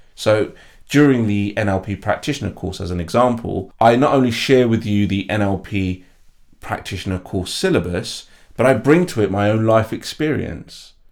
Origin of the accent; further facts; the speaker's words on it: London, United Kingdom; I was born and bred in East London. I grew up in a place called East Ham